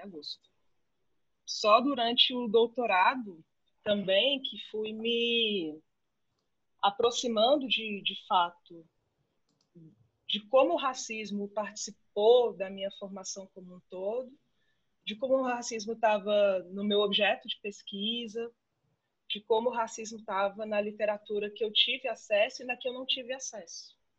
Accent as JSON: {"language": "Portuguese", "town": "Brasília", "region": "Federal District", "country": "Brazil", "said": "eu sou de Brasília e fiz toda a minha, toda a minha formação acadêmica de graduação, mestrado e doutorado aqui na UNB"}